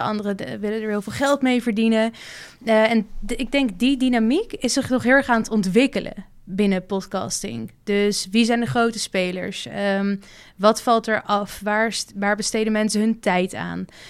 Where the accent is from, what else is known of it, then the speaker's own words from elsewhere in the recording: Amsterdam, North Holland, Netherlands; moved away as an adult; now in Rotterdam, Netherlands; ik kom uit Amsterdam. En, maar ik woon in Rotterdam